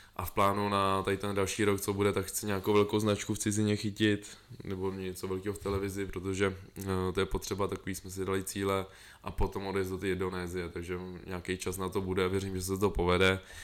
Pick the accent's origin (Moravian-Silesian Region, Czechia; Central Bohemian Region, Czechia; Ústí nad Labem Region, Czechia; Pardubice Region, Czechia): Ústí nad Labem Region, Czechia; Most; já pocházím z M-, Mostu